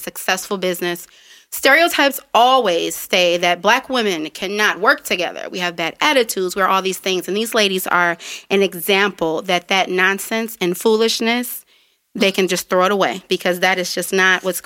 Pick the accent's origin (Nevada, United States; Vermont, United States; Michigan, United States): Michigan, United States; Detroit; also born or lived in Florida; When I lived in Florida, I'm like, I'm from Detroit